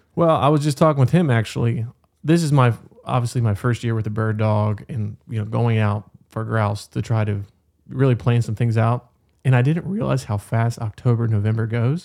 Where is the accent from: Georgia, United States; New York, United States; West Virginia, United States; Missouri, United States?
West Virginia, United States; Berkeley County; I grew up in Berkeley County